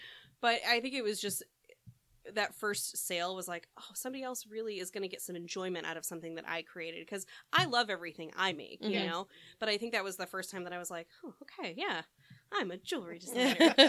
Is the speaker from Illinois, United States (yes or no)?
yes; a suburb just outside of Chicago, Illinois, United States; moved away as an adult; now in California, United States; Yeah, I grew up in a suburb just outside of Chicago.